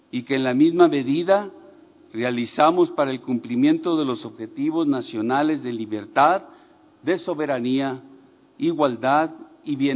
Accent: Mexico

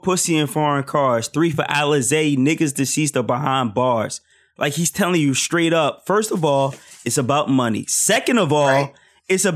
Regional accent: Philadelphia, Pennsylvania, United States; I grew up in Philly

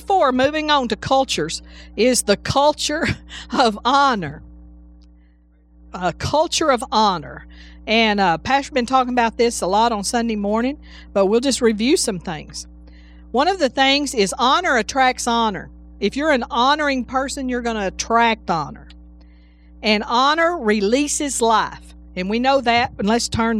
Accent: Texas, United States; moved away as an adult; now in Alabama, United States; I'm from Texas. And we used to tell Aggie jokes in Texas

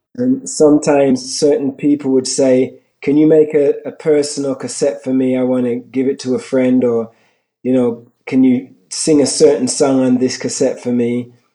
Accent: Birmingham, West Midlands, United Kingdom; also born or lived in London; I was born in London, England. I moved to Birmingham at the age of eight.

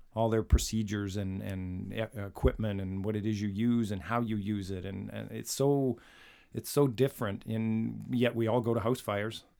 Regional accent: Canada; we're from Canada

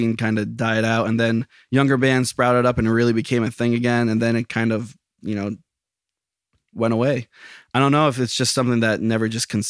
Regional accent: Lake Ariel, Pennsylvania, United States; In Lake Ariel.

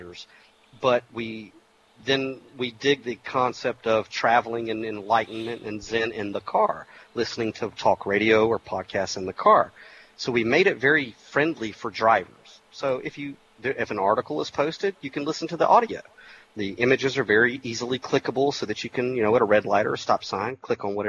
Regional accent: Georgia, United States

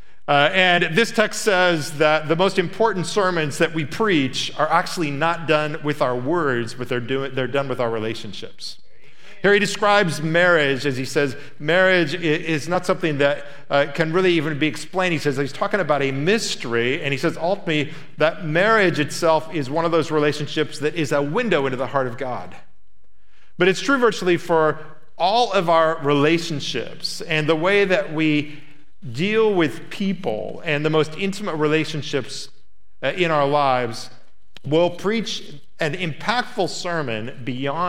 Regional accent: Indiana, United States; It was filmed in my hometown

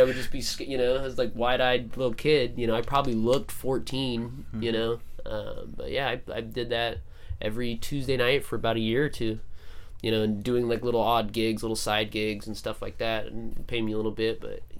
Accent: Phoenix, Arizona, United States; So I was 17, and I used to go to this place in my hometown called Donna Jean's Libations. Where's your hometown? Phoenix, Arizona.

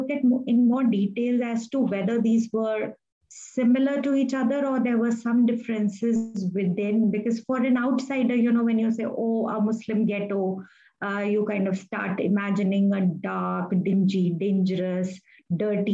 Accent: Delhi, India; as a child growing up in Delhi

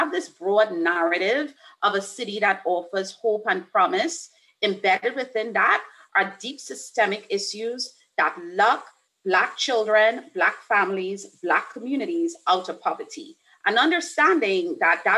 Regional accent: Trinidad & Tobago; now in Atlanta, United States; I'm originally from Trinidad and Tobago, but have spent almost half of my life in the city of Atlanta.

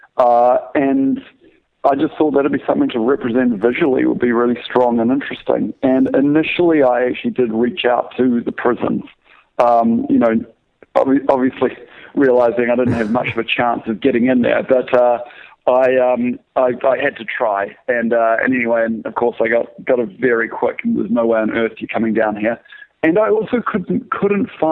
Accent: New Zealand; moved away; I'm from New Zealand originally

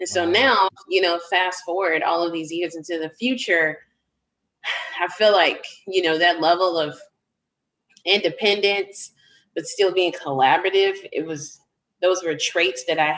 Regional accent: Chicago, Illinois, United States; I grew up on the south side of the city.

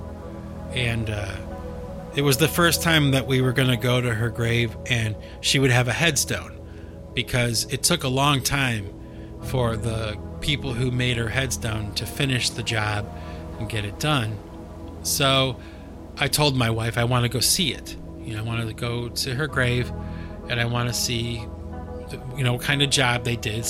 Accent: Cleveland, Ohio, United States; moved away; Cleveland, Ohio, where I was born and raised

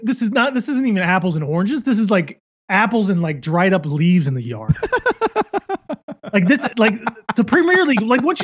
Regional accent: Seattle, Washington, United States; my hometown Seattle

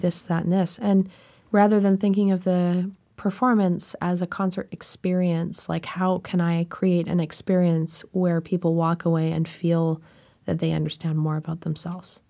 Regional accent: Canada; I'm Canadian

